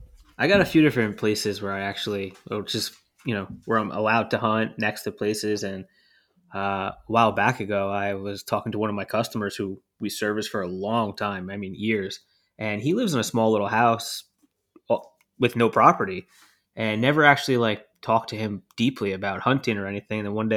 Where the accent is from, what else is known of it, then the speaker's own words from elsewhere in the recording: New Jersey, United States; That's not fair. I'm from New Jersey. Come on.